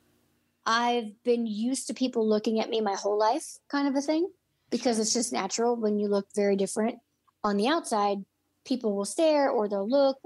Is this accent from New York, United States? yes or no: no; Illinois, United States; moved away as an adult; also born or lived in Orlando, Florida / Los Angeles, California; I grew up in Illinois, so I was 15 hours away from home